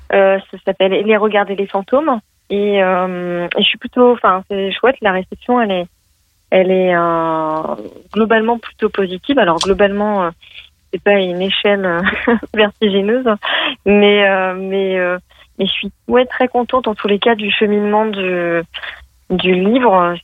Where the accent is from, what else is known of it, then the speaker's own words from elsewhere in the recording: Lyon, Auvergne-Rhône-Alpes, France; je suis de Lyon